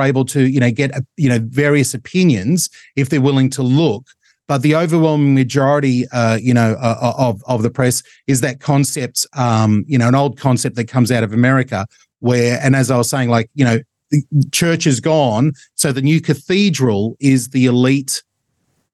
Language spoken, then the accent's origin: English; Australia; We're all Australian.